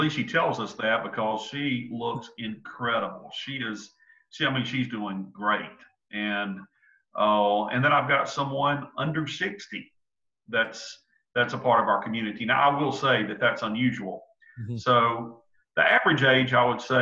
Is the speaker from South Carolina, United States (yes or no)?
yes; Williamston, South Carolina, United States; also born or lived in Oconee County, South Carolina; now in Seneca, United States; I'm from Williamston, and I love my Mustangs. I love my hometown.